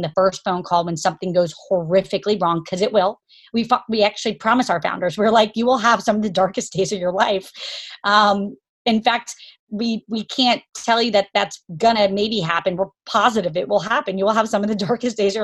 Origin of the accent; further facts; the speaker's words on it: Jacksonville, Florida, United States; also born or lived in Kentucky; I was born in Kentucky, grew up in Jacksonville, Florida, to parents that were in the Army and medicine.